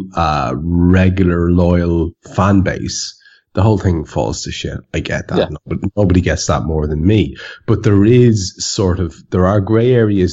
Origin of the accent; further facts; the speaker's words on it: Ireland; I am an Irishman